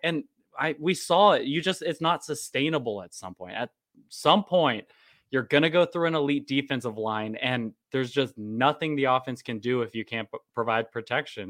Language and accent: English; Dallas, Texas, United States; now in Austin, United States; I'm originally from Dallas.